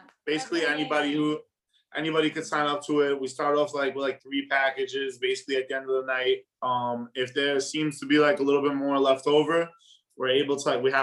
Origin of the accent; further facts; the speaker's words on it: New York City, New York, United States; I grew up in Whitestone. You know what I mean? Flushing and Whitestone are like borderline. But yeah, I grew up in Whitestone.